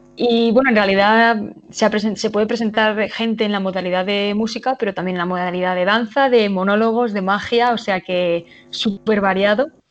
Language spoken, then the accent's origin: Spanish; Cuenca, Castilla-La Mancha, Spain; Cuenca, obviamente, que es de donde, es donde yo nací, de donde yo soy, donde vive mi familia